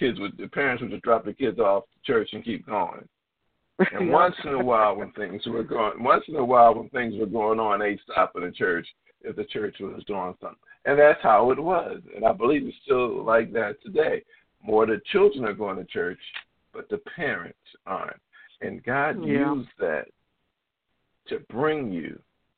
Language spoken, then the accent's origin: English; Philadelphia, Pennsylvania, United States; I'm from Philadelphia, but we went out in the Quakertown area